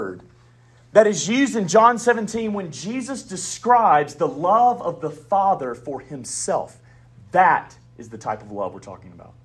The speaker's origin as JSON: {"language": "English", "region": "the South", "country": "United States", "accent": "southern", "said": "I got a southern accent"}